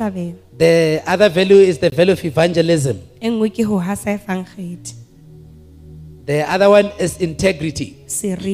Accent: Venda, Limpopo, South Africa; moved away as an adult; now in Lesotho; I was born in Las Vendas, a place called Las Vendas in South Africa.

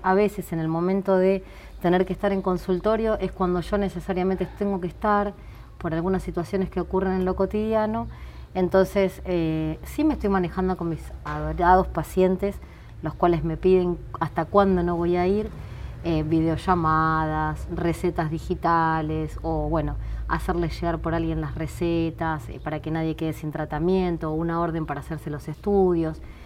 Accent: Ramos Mejía, Buenos Aires Province, Argentina; also born or lived in Mataderos, Buenos Aires; yo nací en, Mataderos, pero me crié en Ramos Mejía, en Buenos Aires.

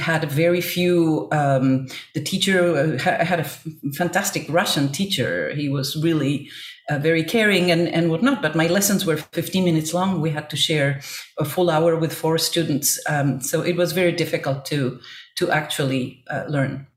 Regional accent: Buenos Aires, Argentina; growing up in Buenos Aires, Argentina

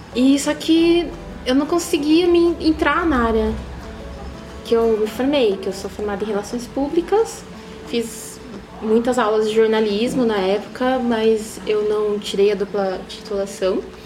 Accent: Osasco, São Paulo, Brazil; moved away as an adult; now in Sorocaba, Brazil; Eu sou de Osasco.

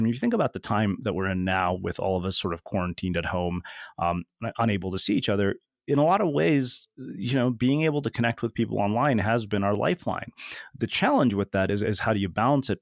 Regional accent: India; I'm Indian, man. We're frugal

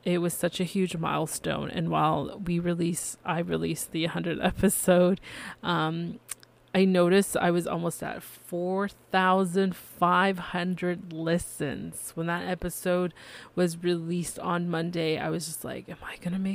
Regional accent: Canada; I am Canadian

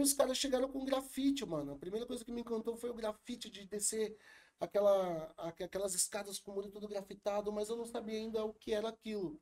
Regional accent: São Paulo, Brazil; eu fui criado na Vila Missionária, uhum. é, aqui na Zona Sul de São Paulo.

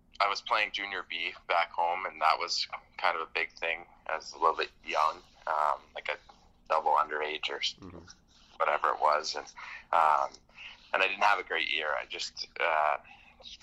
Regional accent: Windsor, Ontario, Canada; moved away as an adult; now in Finland; I played in Riverside, and I grew up, like, kind of by the mall, like, Walker Home Sites

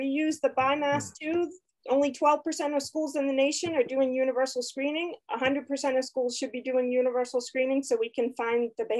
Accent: Boston, Massachusetts, United States; I'm from Boston.

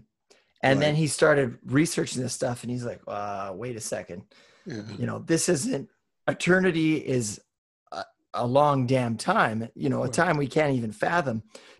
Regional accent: Western Canada, Canada; I grew up in Western Canada, which, you know, it's pretty, at the time it was pretty homogenic culture.

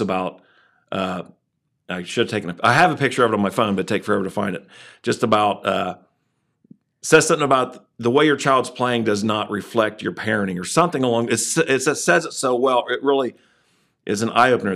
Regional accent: Waverly, Ohio, United States; I grew up in Waverly

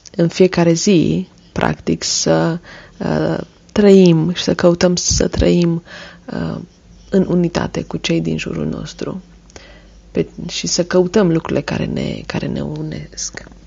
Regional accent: Cluj-Napoca, Cluj County, Romania; Sunt din Cluj-Napoca

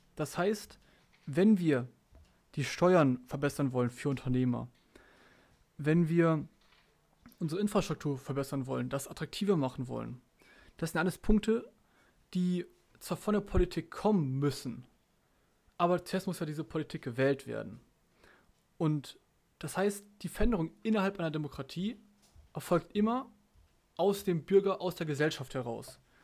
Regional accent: Germany; bei uns in Deutschland

